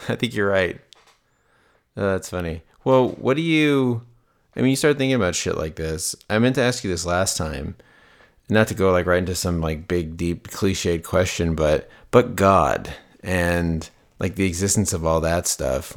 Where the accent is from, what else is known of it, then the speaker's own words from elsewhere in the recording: Las Vegas, Nevada, United States; I grew up in Las Vegas